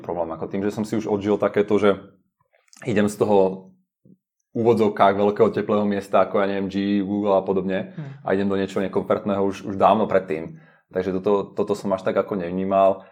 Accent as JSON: {"language": "Slovak", "country": "Slovakia", "moved": "yes", "lives_now": "Prague, Czech Republic", "said": "som zo Slovenska, takže mám blízko rodinu"}